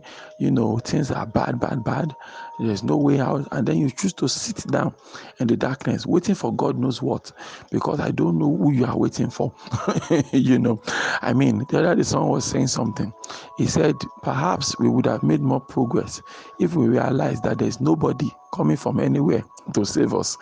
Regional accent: Nigeria; I live in Nigeria. I am a Nigerian

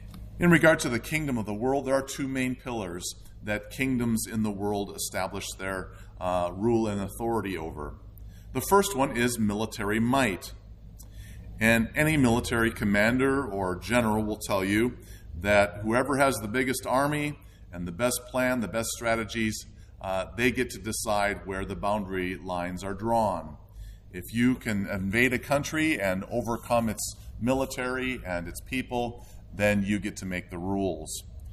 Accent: United States

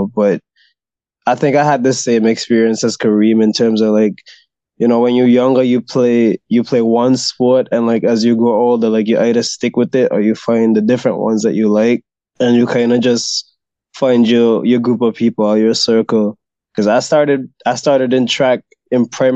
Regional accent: St. Kitts & Nevis; born or raised there; now in Taiwan

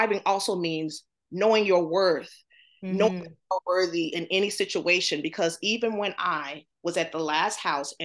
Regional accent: the South, United States; I grew up in the South, black home

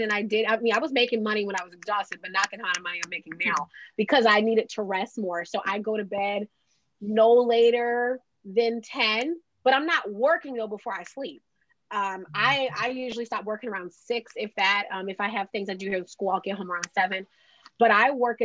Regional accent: Delaware, United States; I'm from Delaware, which is the second smallest state.

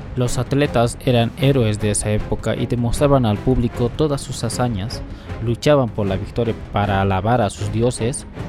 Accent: Bolivia; mi país, Bolivia

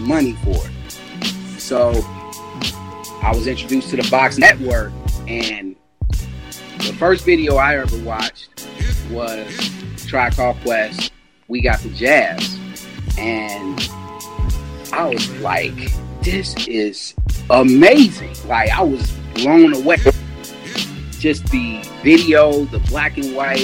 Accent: Chicago, Illinois, United States; we moved from Harper to our first house on Dante. Shouts out to Avalon Park, 83rd and Dante.

